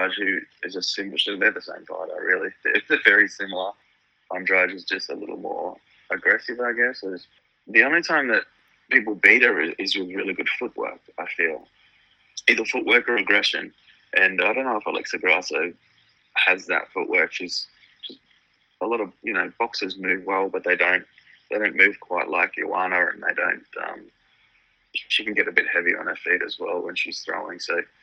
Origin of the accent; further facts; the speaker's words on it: Australia; Being an Aussie